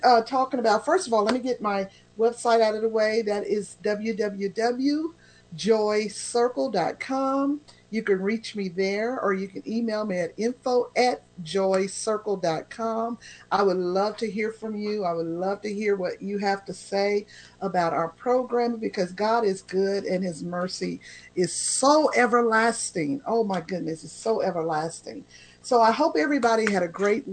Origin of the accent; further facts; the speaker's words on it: Oklahoma City, Oklahoma, United States; moved away; I come from Tornado Alley. I lived in Oklahoma City